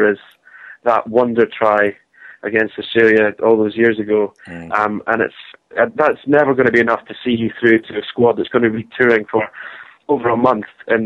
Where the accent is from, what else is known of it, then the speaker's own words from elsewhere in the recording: Scotland, United Kingdom; when you're Scottish